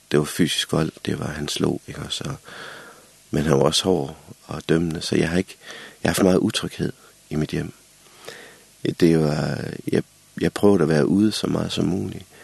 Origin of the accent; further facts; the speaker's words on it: Central Denmark Region, Denmark; jeg er født og vokset i Vestjylland, der blæser det jo også i Danmark.